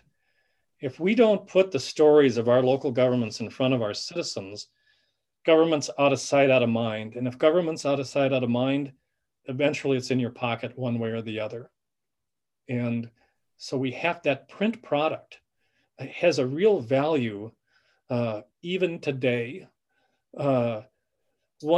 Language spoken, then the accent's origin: English; Benson, Minnesota, United States; we're from Benson, Minnesota, or this area